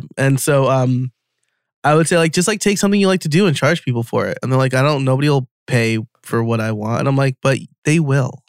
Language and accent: English; New York, United States; moved away as an adult; now in outside Philadelphia, United States; I am from New York, an hour north of the city, which is not upstate